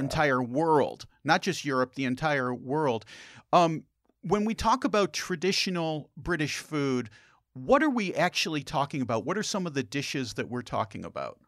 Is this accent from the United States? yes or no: yes; United States; as an American